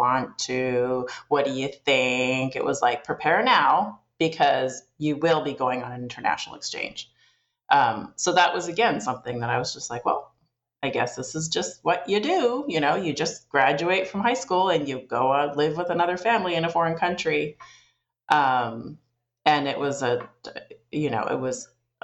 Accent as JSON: {"language": "English", "town": "Edmonton", "region": "Alberta", "country": "Canada", "tie": "born or raised there", "also_born_or_lived": "Sweden / Italy / Chicago", "moved": "as an adult", "lives_now": "California, United States", "said": "I grew up in Northern Canada in Edmonton"}